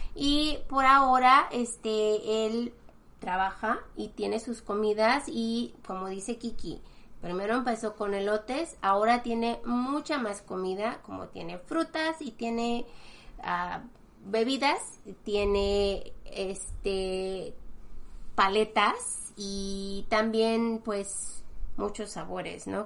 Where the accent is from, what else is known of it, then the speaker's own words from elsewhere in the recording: Mexico; now in United States; nosotros que somos mexicanos